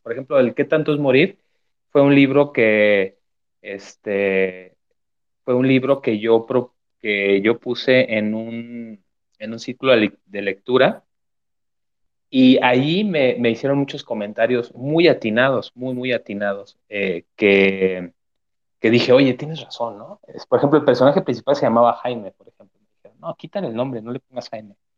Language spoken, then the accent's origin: Spanish; Zamora, Michoacán, Mexico; moved away as an adult; now in Mexico City, Mexico; allá en Zamora, Michoacán, de donde soy.